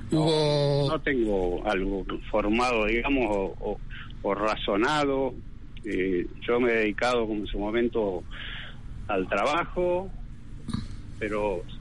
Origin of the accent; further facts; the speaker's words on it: Entre Ríos, Argentina; todos los compañeros de, mi pueblo, Entre Ríos.